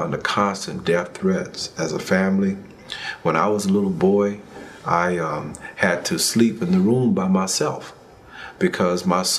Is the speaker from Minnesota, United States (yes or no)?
no; Montgomery, Alabama, United States; moved away; also born or lived in Atlanta, Georgia; I was born in Montgomery